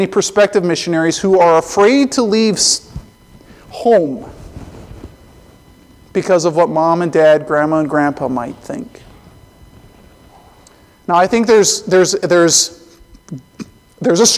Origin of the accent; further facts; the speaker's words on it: Colorado, United States; I grew up in Colorado